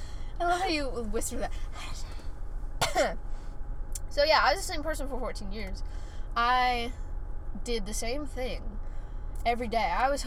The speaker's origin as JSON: {"language": "English", "region": "Florida", "country": "United States", "tie": "born or raised there", "also_born_or_lived": "Columbus, Georgia / Alabama", "said": "so I grew up in Florida."}